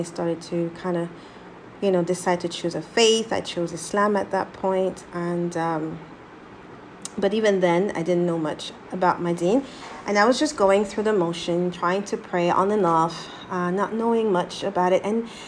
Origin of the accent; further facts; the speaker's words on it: Abidjan, Côte d’Ivoire; born there; I said back because I was born in Ivory Coast, Abidjan, actually.